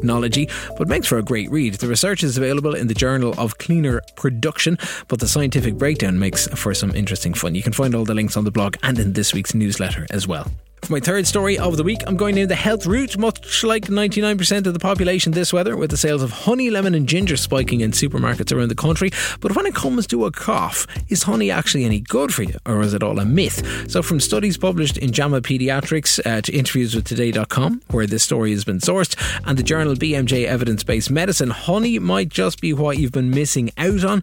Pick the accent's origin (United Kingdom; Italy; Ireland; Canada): Ireland; Kilkenny, Leinster; my hometown in Kilkenny